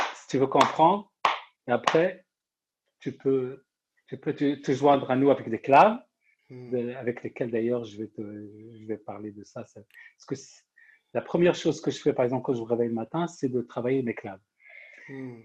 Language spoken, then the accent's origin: French; Morocco; also born or lived in Rennes, France; now in France; je suis marocain